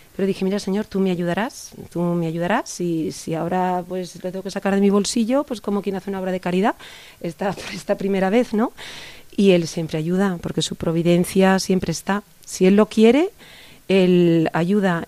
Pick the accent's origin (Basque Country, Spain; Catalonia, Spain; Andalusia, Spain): Catalonia, Spain; Barcelona; moved away as an adult; now in Pozoblanco, Spain; Soy mm. catalana, soy de Barcelona